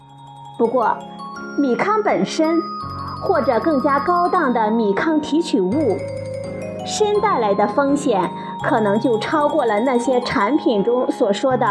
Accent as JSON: {"language": "Chinese", "country": "China", "said": "对于我们中国人来说，无法不吃米饭"}